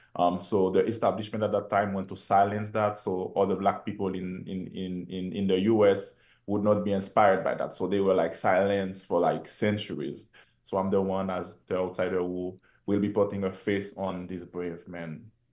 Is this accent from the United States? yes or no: no; Haiti; my home country, Haiti